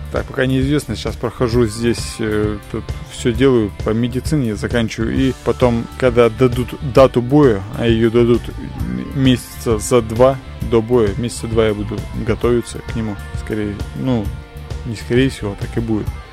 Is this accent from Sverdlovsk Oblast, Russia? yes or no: yes; Asbest, Sverdlovsk Oblast, Russia; весь мой город